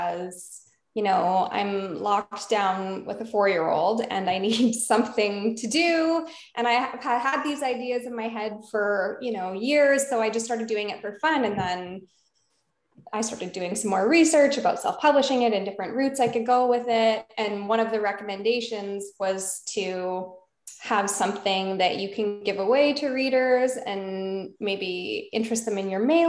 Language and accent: English; Alberta, Canada; So I've moved all over. But I grew up in Alberta, Canada